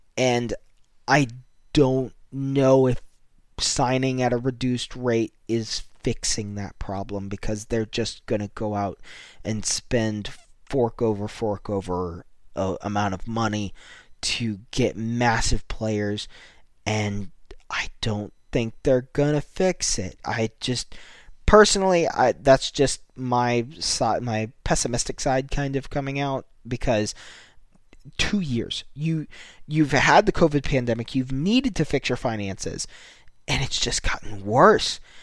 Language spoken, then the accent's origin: English; United States; as a American myself